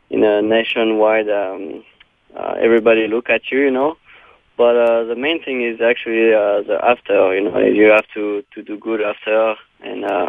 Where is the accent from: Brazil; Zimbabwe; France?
France; Chantilly, Hauts-de-France; moved away as an adult; also born or lived in Southern California; I grew up around Chantilly, so it's about 25 minutes north of Paris.